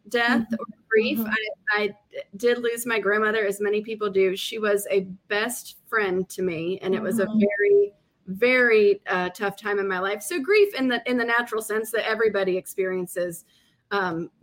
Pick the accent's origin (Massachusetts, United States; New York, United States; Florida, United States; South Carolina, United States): South Carolina, United States; I grew up in South Carolina